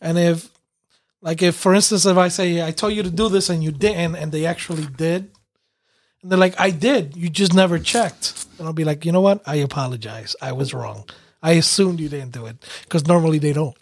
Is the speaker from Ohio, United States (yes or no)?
no; New York City, New York, United States; growing up in New York City